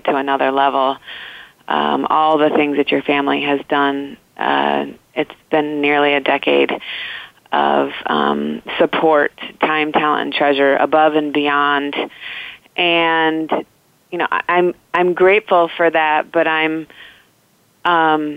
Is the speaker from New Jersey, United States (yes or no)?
no; Indiana, United States; where I grew up in Indiana